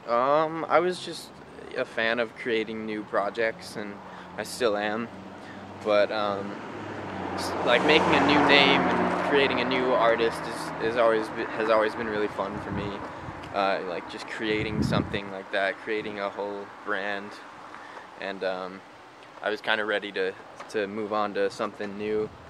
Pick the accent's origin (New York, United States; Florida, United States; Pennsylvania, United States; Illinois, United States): Illinois, United States; Evanston; I was born in Evanston, Illinois.